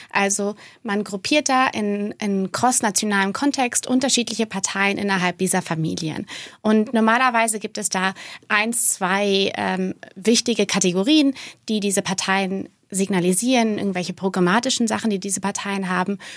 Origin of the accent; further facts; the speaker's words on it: Rhineland-Palatinate, Germany; Absolut, ich bin äh, Pfälzerin, ja.